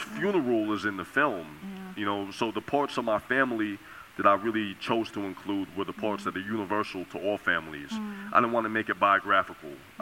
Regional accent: New York, United States; growing up in New York

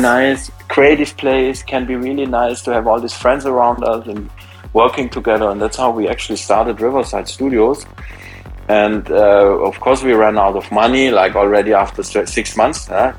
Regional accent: around Stuttgart, Baden-Württemberg, Germany; moved away; also born or lived in Munich; I was raised in a around Stuttgart in a very small town

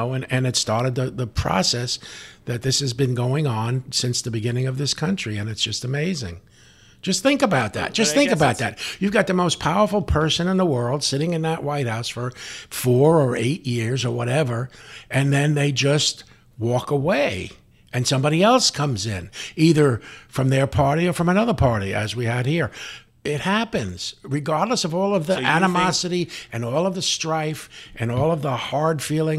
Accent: Bronx, New York, United States; now in San Diego, United States; Yes, my hometown. I was a police officer there. I worked in Hunts Point once in a while. But I have to be honest, as a San Diego person

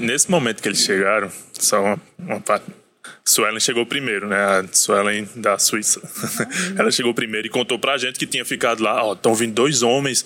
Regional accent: Brazil; quando falava que era brasileiro

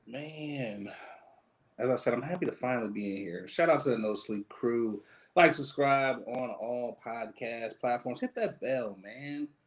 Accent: Michigan, United States; I'm from Michigan.

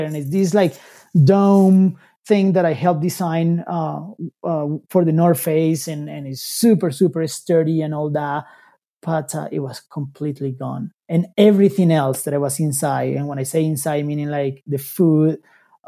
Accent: Colombia; moved away as an adult; now in United States; I'm from Colombia

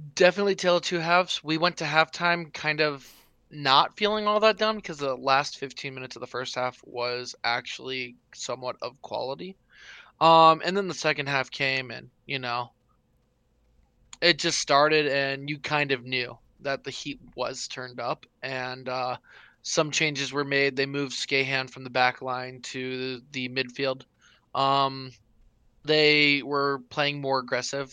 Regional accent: North Carolina, United States; moved away; Now it is my home state, the state I was born in.

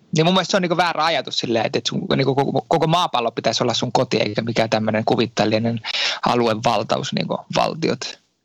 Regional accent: Finland; moved away as an adult; now in France; Mä oon Suomesta lähtenyt

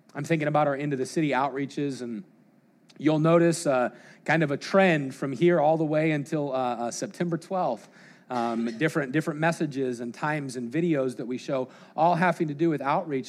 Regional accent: Colorado, United States; growing up in Colorado

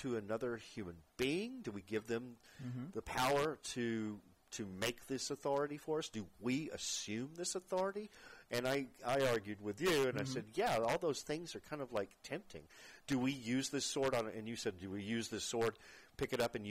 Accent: Fort Worth, Texas, United States; moved away; my hometown in Fort Worth

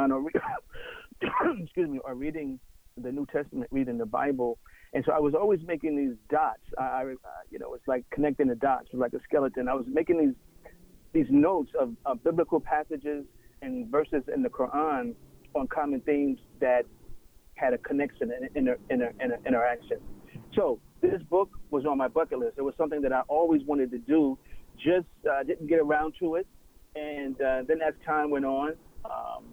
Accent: New York City, New York, United States; moved away; I'm originally from Brooklyn, New York.

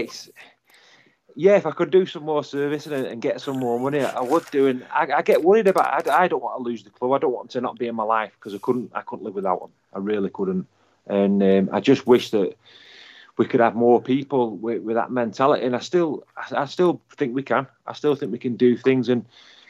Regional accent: Rochdale, North West England, United Kingdom; I was born in Rochdale. I was raised in Rochdale, lived there for 20-odd years

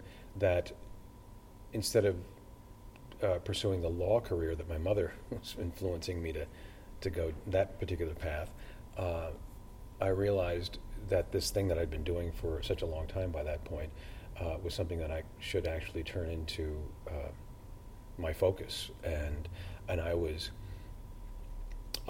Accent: Los Angeles, California, United States; born or raised there; also born or lived in Brooklyn, New York / Dublin, Ireland; now in Galway, Ireland

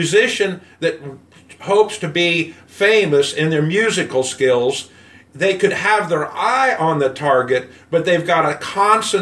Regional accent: United States; I'm white and from America

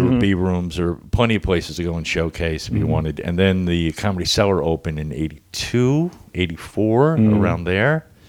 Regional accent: Miami, Florida, United States; moved away as an adult; also born or lived in New York; now in California, United States; I was raised in Miami

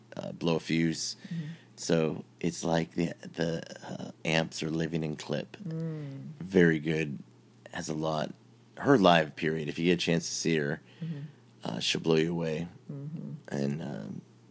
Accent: California, United States; growing up in California in a coastal beach community

